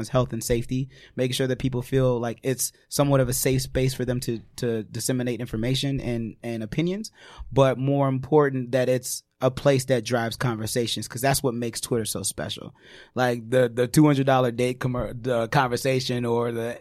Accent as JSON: {"language": "English", "region": "New York", "country": "United States", "said": "as a New Yorker"}